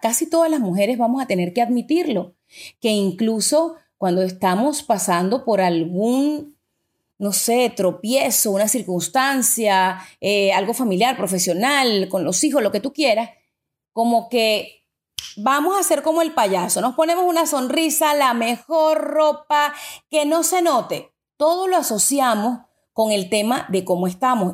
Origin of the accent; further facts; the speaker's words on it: Venezuela; yo que soy de Venezuela